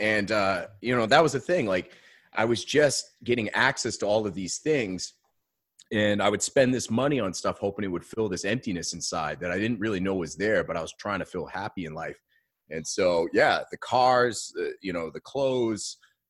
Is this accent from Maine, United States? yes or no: yes; Maine, United States; now in Austin, United States; So, I am originally from Maine, born and raised. And I spent the last 12 years in Austin, Texas. My wife and I are both from Maine.